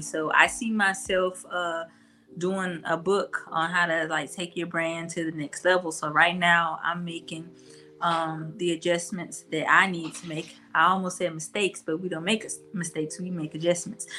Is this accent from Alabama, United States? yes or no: yes; Mobile, Alabama, United States; I'm from Mobile